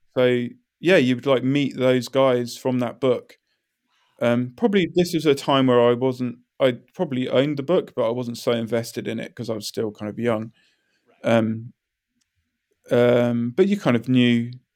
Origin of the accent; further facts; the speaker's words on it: High Wycombe, South East England, United Kingdom; moved away; I am from a town called High Wycombe